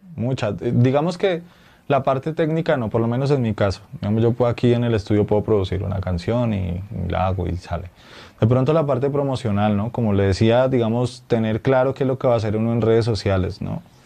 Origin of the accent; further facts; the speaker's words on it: Colombia; nuestra identidad como colombianos y como latinoamericanos